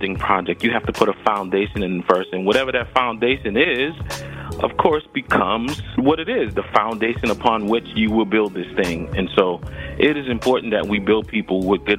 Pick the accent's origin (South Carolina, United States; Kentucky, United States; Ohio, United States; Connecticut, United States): South Carolina, United States; Georgetown; moved away as an adult; also born or lived in Philadelphia, Pennsylvania / Atlanta, Georgia / Nashville, Tennessee; I grew up in the low country of South Carolina on the coast